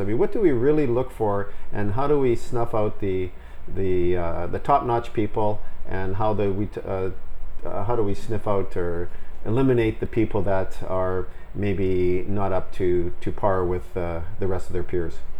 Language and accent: English; Vancouver, British Columbia, Canada; Born and bred in Vancouver